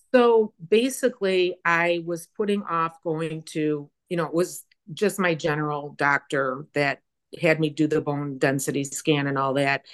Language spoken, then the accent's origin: English; Chicago, Illinois, United States; moved away as an adult; also born or lived in Phoenix, Arizona; I was born and raised in the Chicagoland area.